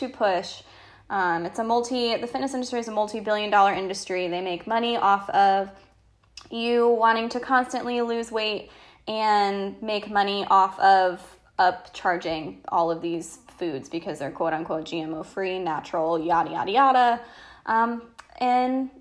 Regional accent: Connecticut, United States; moved away as an adult; now in North Carolina, United States; I am 26, living in North Carolina. I'm originally from Connecticut

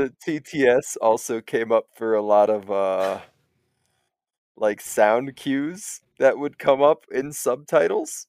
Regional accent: United States; I was born in the United States of America. Um, you'll be surprised to find that I actually currently reside in the United States of America

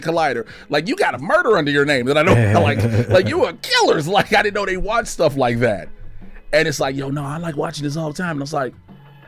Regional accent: Chicago, Illinois, United States; moved away as an adult; now in Los Angeles, United States; I grew up on the South Side

